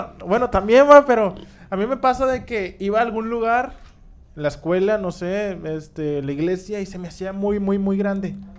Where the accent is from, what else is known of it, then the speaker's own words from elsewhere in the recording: Monterrey, Nuevo León, Mexico; somos de Monterrey, somos regios. Si nos ven fuera de, esta ciudad, entiendan nuestro dialecto